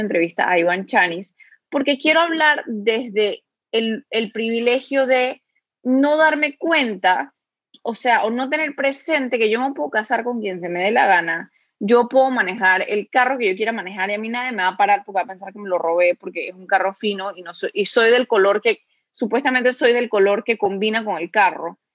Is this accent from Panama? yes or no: yes; Panama; aquí en Panamá